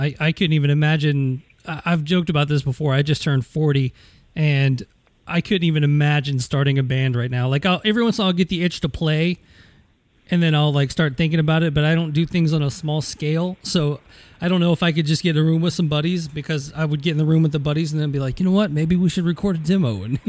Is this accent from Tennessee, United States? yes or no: yes; Nashville, Tennessee, United States; I grew up in Nashville, so I'm a big Titans fan.